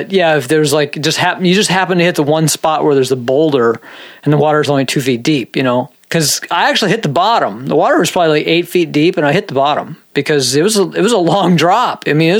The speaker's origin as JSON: {"language": "English", "region": "Minnesota", "country": "United States", "tie": "born there", "said": "Nah, I'm, you know, I was born in Minnesota. But yeah, I don't know. I can't even do my Minnesota accent."}